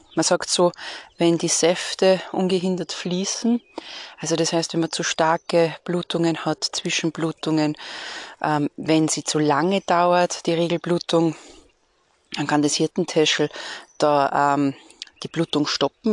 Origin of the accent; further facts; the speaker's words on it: Austria; bei uns in Österreich